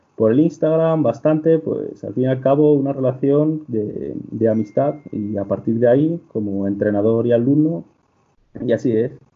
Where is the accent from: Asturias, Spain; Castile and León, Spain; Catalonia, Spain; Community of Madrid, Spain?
Castile and León, Spain; also born or lived in Salamanca; yo vengo de un pobrecillo de apenas 100 personas de la comarca de Ávila